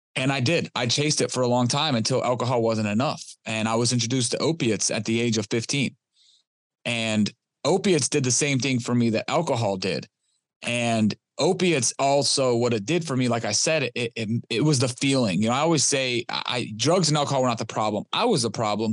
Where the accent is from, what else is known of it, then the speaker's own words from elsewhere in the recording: Detroit, Michigan, United States; I was born and raised in Detroit, Michigan